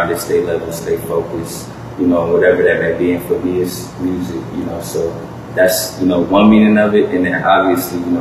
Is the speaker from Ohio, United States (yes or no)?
yes; Cleveland, Ohio, United States; I'm a musician from Cleveland, Ohio